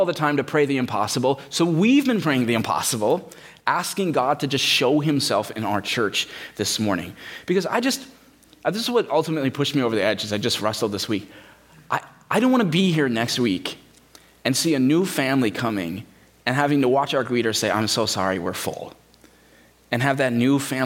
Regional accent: United States; we live that way as American Christians

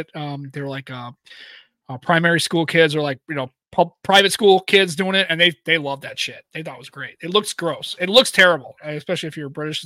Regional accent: United States

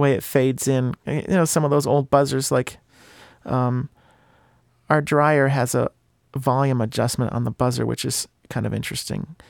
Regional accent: Bristol, United States; my hometown is, uh, is, Bristol

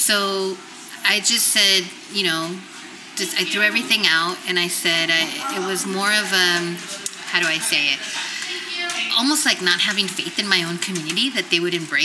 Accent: San Francisco, California, United States; I grew up in San Francisco. I grew up in the Mission

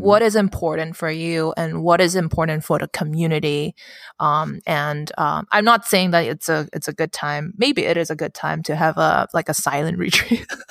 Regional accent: Hong Kong; my, um, upbringing in Hong Kong

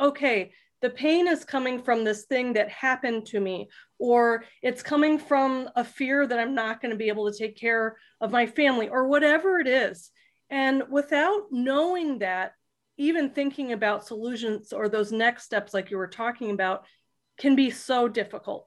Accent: South Florida, United States; I grew up in South Florida

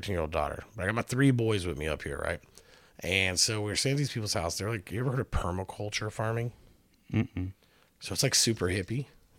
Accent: California, United States; moved away; I didn't know this when I moved up here, right? So I come all the way from California.

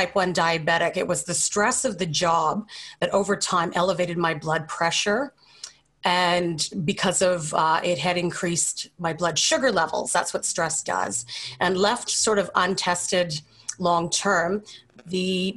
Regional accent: Calgary, Alberta, Canada; also born or lived in Brisbane, Australia; at the age of two, we moved back to Canada, where I was raised in Calgary.

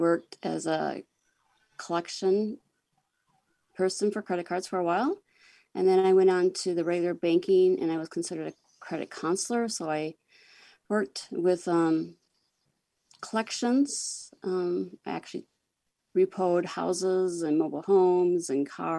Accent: Groton, South Dakota, United States; now in Sioux Falls, United States; I am from Sioux Falls, South Dakota, and I grew up in Groton, which is a really small town in the northern part of the state.

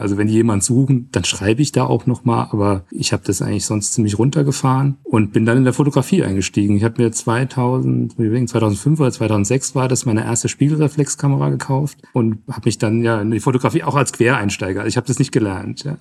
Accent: Trebur, Hesse, Germany; Ich bin jetzt schon seit über 20 Jahren in meinem Heimatverein beim TV Trebo im Vorstand aktiv

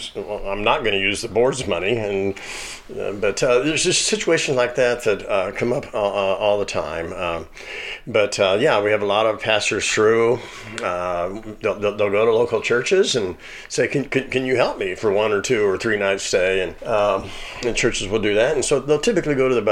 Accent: Kirksville, Missouri, United States; moved away as an adult; also born or lived in Seattle, Washington; I moved back to Kirksville, my hometown, from Seattle, where I raised my five children

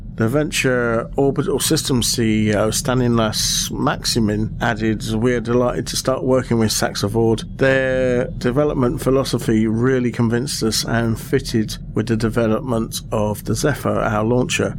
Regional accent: United Kingdom

